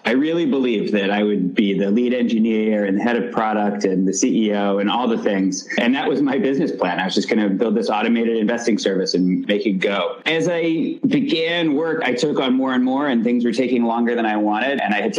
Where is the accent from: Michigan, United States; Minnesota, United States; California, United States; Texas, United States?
Texas, United States; Dallas; moved away; I grew up in Dallas, Texas